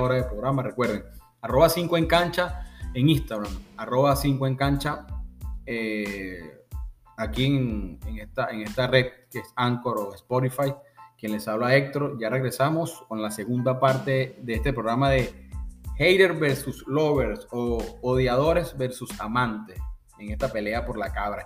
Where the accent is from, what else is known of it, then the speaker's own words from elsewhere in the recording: Venezuela; en mi país